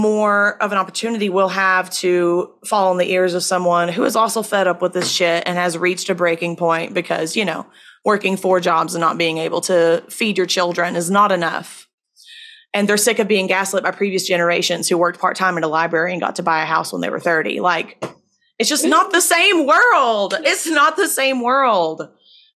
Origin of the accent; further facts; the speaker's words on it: Virginia, United States; in my home state of Virginia